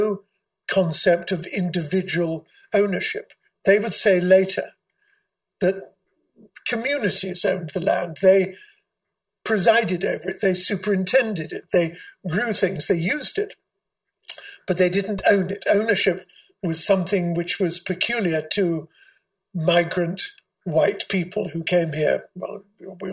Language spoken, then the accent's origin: English; England, United Kingdom; moved away as an adult; also born or lived in Hong Kong; now in New York, United States; I'm English